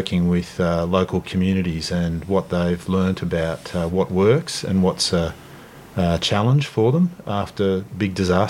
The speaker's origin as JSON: {"language": "English", "area": "Snowy Mountains", "region": "New South Wales", "country": "Australia", "tie": "born or raised there", "moved": "yes", "lives_now": "Canberra, Australia", "said": "I grew up in the Snowy Mountains and I live in Canberra, but I also, when my children were born, I ended up building a house down the coast with a couple of other families."}